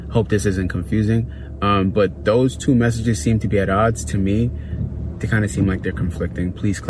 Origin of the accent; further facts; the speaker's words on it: Brooklyn, New York, United States; from Brooklyn and looking forward to hearing from you.